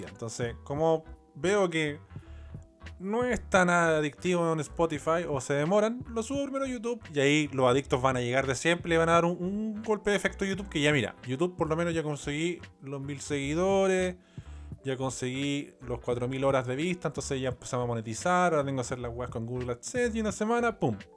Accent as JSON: {"language": "Spanish", "town": "Rancagua", "region": "O'Higgins", "country": "Chile", "tie": "born or raised there", "said": "Yo soy de Rancagua. No, no soy de Rancagua en verdad. Eh, cuando pendejo viví ahí. En Rancagua, San Fernando, Sassón."}